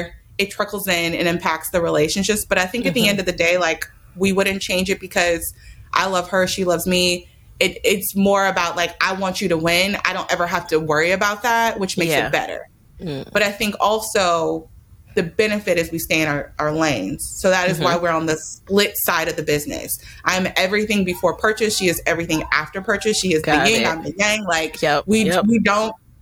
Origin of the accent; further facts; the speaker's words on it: Oakland, California, United States; I was raised in Oakland